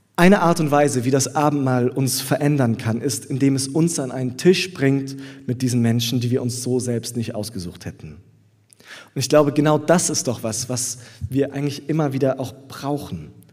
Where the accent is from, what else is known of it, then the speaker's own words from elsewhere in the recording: Southern Germany, Germany; now in Berlin, Germany; in Süddeutschland, wo ich herkomme, bei meiner Familie zu Hause